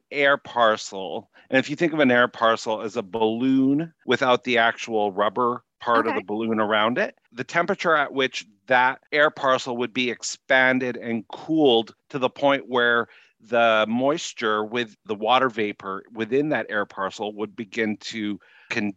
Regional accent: Winnipeg, Manitoba, Canada; also born or lived in Louisiana; now in Minneapolis–St. Paul, United States; I grew up in Winnipeg

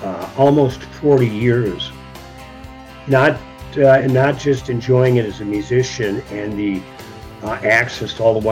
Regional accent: Virginia, Minnesota, United States; my hometown of Virginia, Minnesota

